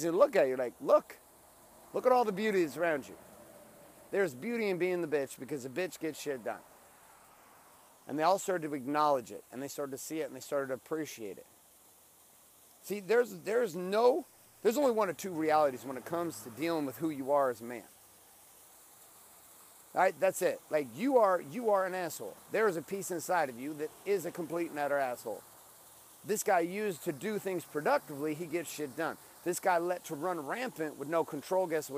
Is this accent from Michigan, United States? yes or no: no; Stockton, California, United States; now in Orange County, California, United States; We grew up in Stockton, California